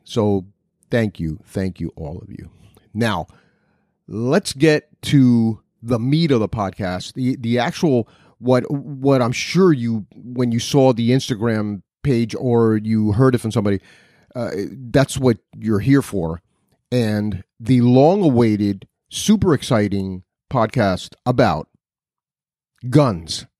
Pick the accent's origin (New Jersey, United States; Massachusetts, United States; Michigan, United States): New Jersey, United States; Newark; I was born in Newark, New Jersey